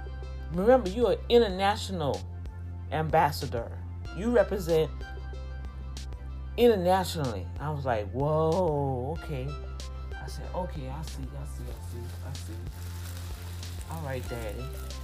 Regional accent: Houston, Texas, United States; Hi, Dr. D, I'm from Houston, Texas.

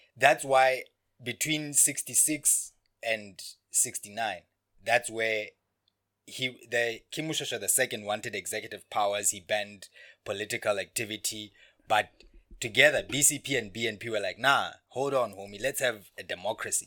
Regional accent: Lesotho

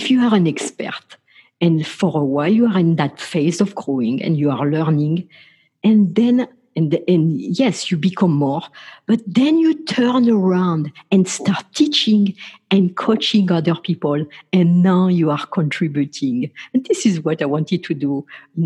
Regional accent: France; I grew up in France

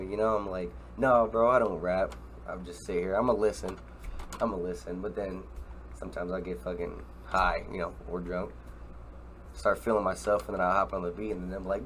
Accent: Omaha, Nebraska, United States; From Omaha, Nebraska. Grew up here

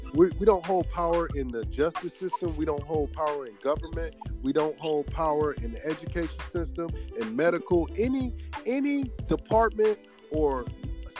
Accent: the South, United States; I grew up in the South around the Confederate flags and the whole gambit

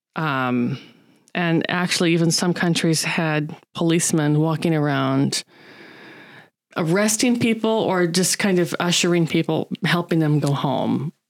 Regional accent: United States; now in Japan; I'm American

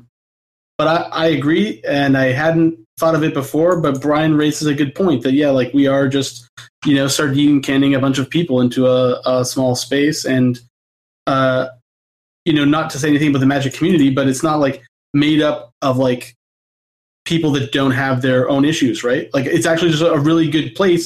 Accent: Canada; I'm Canadian

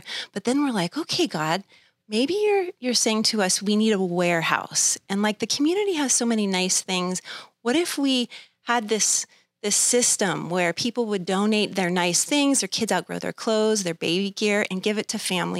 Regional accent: Thousand Oaks, California, United States; I was born in Thousand Oaks, Los Robles Hospital, born and raised, went to Newbury Park High School.

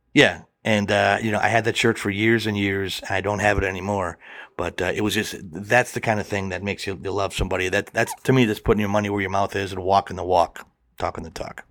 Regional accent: Milwaukee, Wisconsin, United States; I grew up in Milwaukee, which is about ninety miles from Chicago

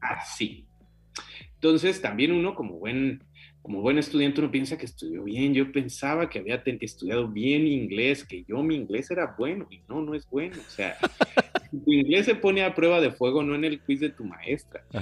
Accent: Michoacán, Mexico; moved away as an adult; now in Canada; antes que ser mexicano, soy michoacán

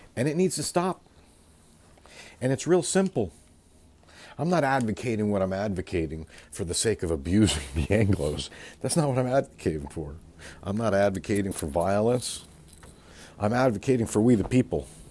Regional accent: California, United States; I come from California and the West Coast

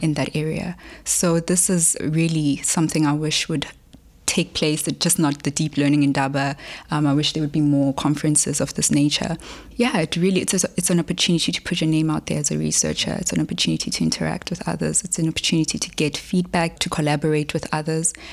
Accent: Polokwane, Limpopo, South Africa; also born or lived in Johannesburg; I was born in Polokwane, here in South Africa

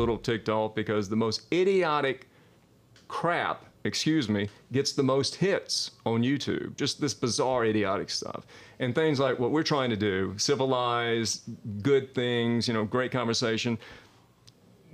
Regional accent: Mississippi, United States; a native Mississippian

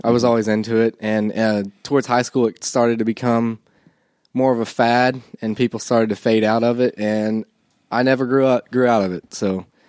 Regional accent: Bullitt County, Kentucky, United States; I'm actually from Bullitt County.

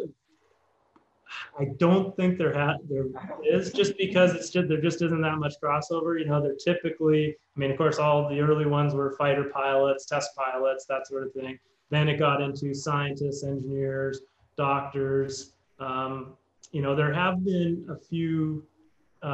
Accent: Canada; I'm from Canada, so I went to McGill University.

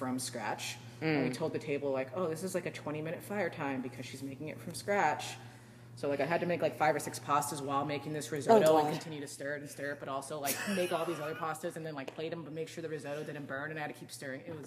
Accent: Marin County, California, United States; I grew up in Marin

